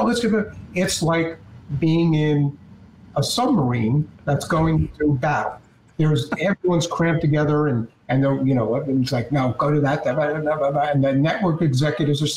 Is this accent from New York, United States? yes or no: yes; New York, United States; I'm a New Yorker, but when I went back to New York